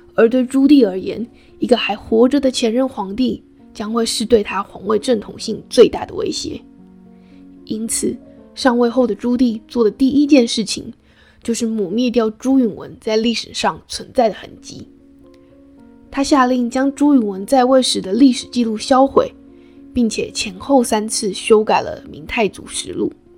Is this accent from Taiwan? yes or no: yes; Taiwan; 我是台湾人，我就是不会卷舌